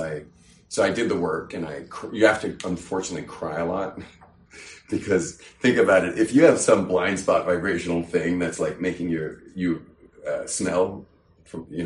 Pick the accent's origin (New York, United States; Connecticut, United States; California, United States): California, United States; I'm from California, where you just say everything